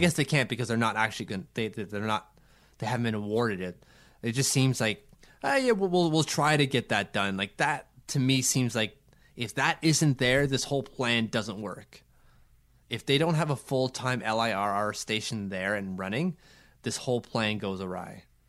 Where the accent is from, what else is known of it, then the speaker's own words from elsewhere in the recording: Ottawa, Ontario, Canada; we have a really cool Denny Podvay mural here in, in my, my hometown and Denny Podvay's hometown